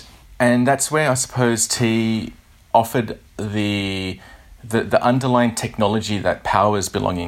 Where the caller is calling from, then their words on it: Sydney, New South Wales, Australia; So I'm calling from Sydney, Australia.